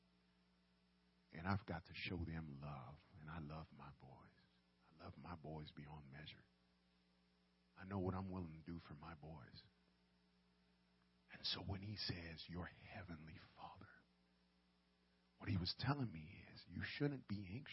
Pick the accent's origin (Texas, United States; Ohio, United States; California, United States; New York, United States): New York, United States; New York City; I grew up in the boogie down Bronx, New York City